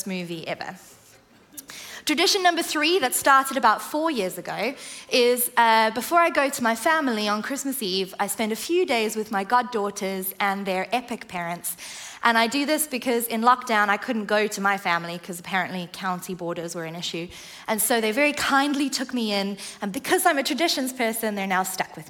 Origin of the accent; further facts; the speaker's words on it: South Africa; now in England; I grew up in the Southern Hemisphere in South Africa